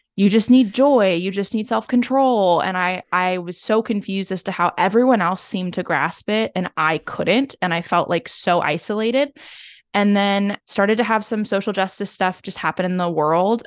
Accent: Seattle, Washington, United States; I grew up in Seattle

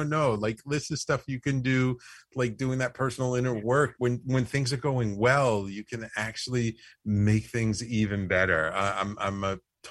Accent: New York City, New York, United States; being a kid from the Bronx and in New York, growing up in New York City

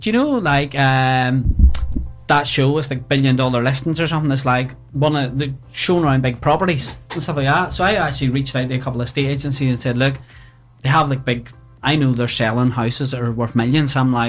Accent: Ballymena, Northern Ireland, United Kingdom; also born or lived in Bradford; now in Belfast, United Kingdom; I'm actually originally from Ballymena. So I lived there.

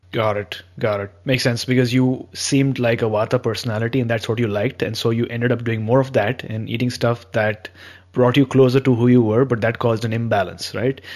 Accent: India; I've been born and brought up in India

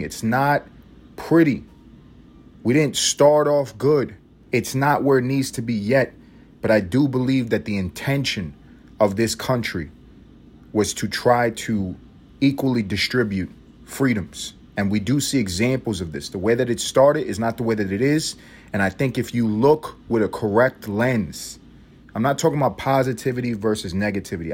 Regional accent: United States; I'm American

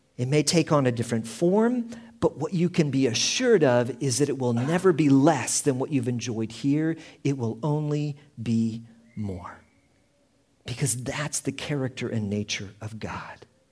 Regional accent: Indiana, United States; also born or lived in Houston, Texas; now in Prague, Czechia; I was born in Indiana and, uh, in the Midwest of the United States

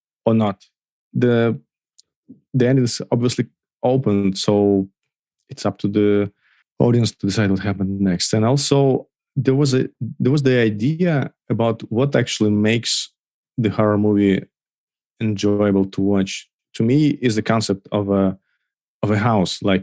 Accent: Belarus; moved away as an adult; I originally from Belarus. Till August 2020, I was living there

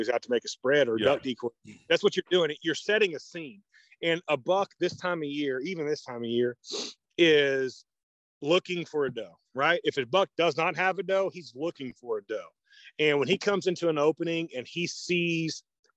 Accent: Oklahoma, United States; I'm from Oklahoma

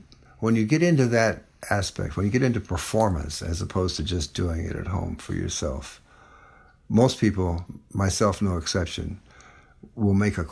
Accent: New Orleans, Louisiana, United States; moved away as an adult; where are you from? And I said, New Orleans

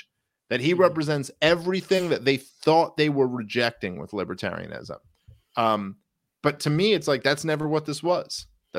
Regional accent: Brooklyn, New York, United States; I grew up in Brooklyn, and like, I've lived in a bunch of different areas in New York City

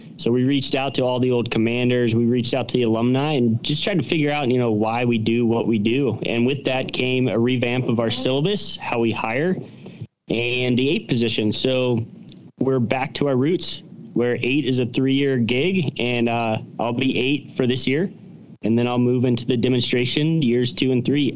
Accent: Cincinnati, Ohio, United States; moved away; We're both from Cincinnati

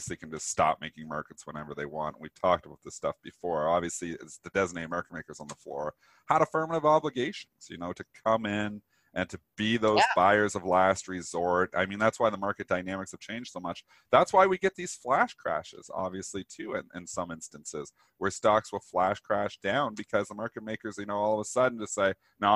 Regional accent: Canada; I'm Canadian

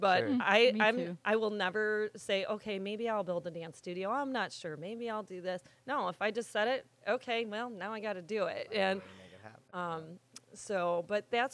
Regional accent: Sandwich, Illinois, United States; moved away as an adult; also born or lived in Woodridge, Illinois / Aurora, Illinois; when I was growing up in Sandwich

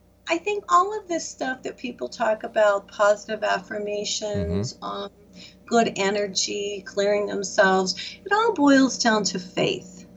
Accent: Michigan, United States; moved away; I'm from Michigan originally

